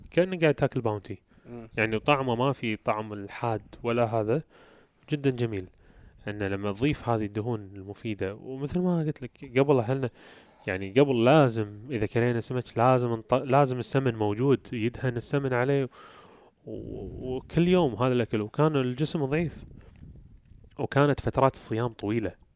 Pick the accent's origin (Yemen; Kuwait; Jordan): Kuwait; احنا عندنا بالكويت